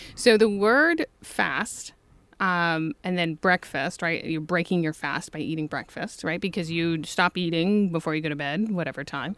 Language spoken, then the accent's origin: English; Toledo, Ohio, United States; I grew up in Toledo